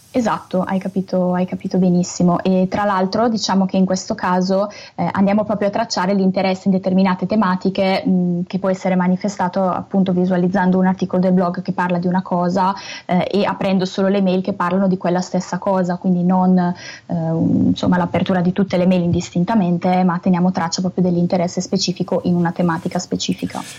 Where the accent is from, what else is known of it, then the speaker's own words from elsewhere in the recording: Brescia, Lombardy, Italy; accent: Brescian; Io purtroppo ho questa cantilena bresciana che non riesco a togliermi